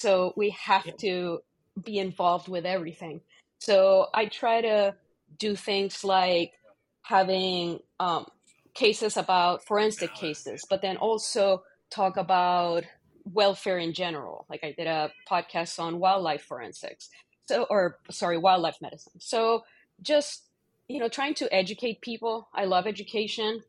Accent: Puerto Rico; moved away as an adult; also born or lived in Michigan / Missouri; now in Ohio, United States; I grew up in Puerto Rico

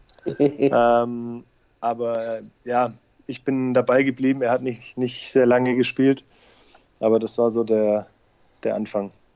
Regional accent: Leonberg, Baden-Württemberg, Germany; moved away as an adult; also born or lived in Stuttgart / United States / South Africa / Netherlands; now in Heidenheim, Germany; Ich bin ja sogar gebürtiger Stuttgarter, äh, nur aufgewachsen ja. in Leonberg

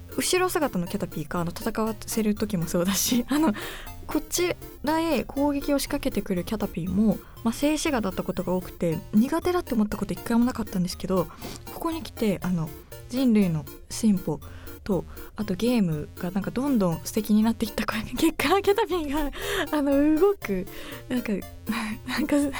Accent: Yamagata, Japan; moved away; 私あの山形県出身なんですけど

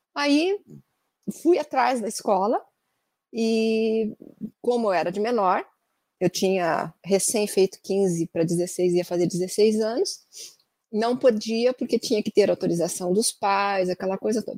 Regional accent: Andirá, Paraná, Brazil; now in Curitiba, Brazil; eu sou natural da cidade de Andirá, bem na divisa com São Paulo. E eu nasci e fui criada até os 13 anos lá

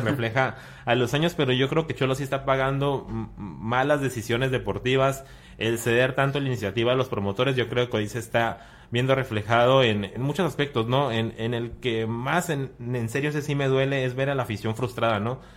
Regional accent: Mexicali, Baja California, Mexico; moved away as an adult; now in Tijuana, Mexico; Soy de, de Mexicali, tengo cuatro años trabajando acá en Tijuana

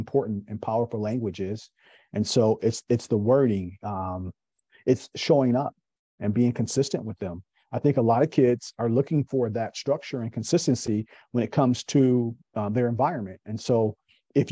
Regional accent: Kalamazoo, Michigan, United States; moved away as an adult; now in Raleigh, United States; born and raised in Kalamazoo, Michigan.

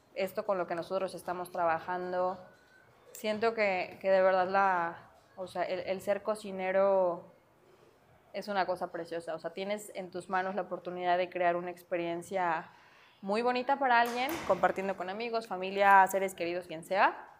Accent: Mexico

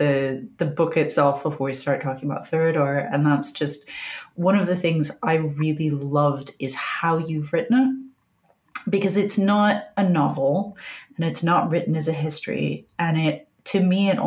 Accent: Appalachia, United States; I grew up in Appalachia

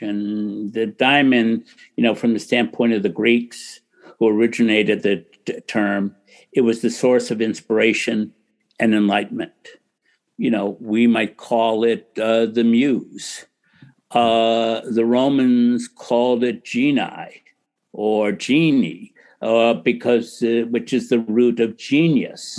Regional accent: United States; I grew up in America in a little town.

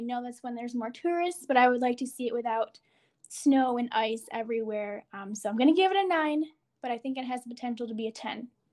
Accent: United States; as an American

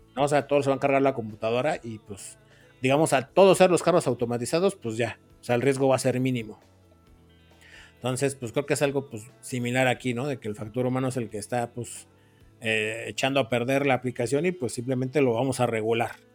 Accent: Mexico City, Mexico; soy de Iztapalapa

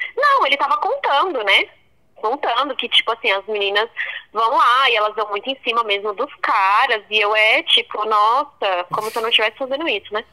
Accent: Brazil; eu sou brasileira

